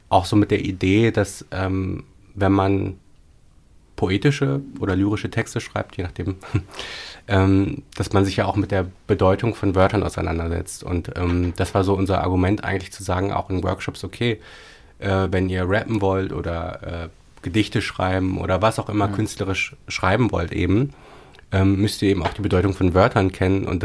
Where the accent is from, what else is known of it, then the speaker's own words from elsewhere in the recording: Paderborn, North Rhine-Westphalia, Germany; so acht Jahre lang in Paderborn, in äh, meiner Heimatstadt, eine Lesebühne.